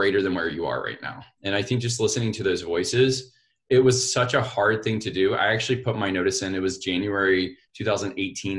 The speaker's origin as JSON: {"language": "English", "town": "Montgomery", "region": "Alabama", "country": "United States", "tie": "born or raised there", "said": "I was born and raised in Montgomery, Alabama"}